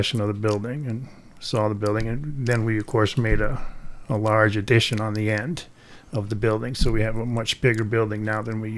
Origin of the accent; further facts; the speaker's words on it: Dubuque, Iowa, United States; I'm from Dubuque originally, born and raised.